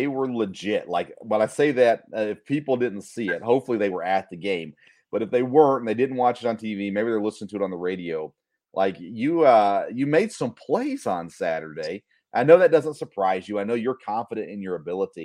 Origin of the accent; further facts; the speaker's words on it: Murfreesboro, Tennessee, United States; moved away as an adult; now in Kentucky, United States; I grew up in Murfreesboro. I was in Murfreesboro for 26 years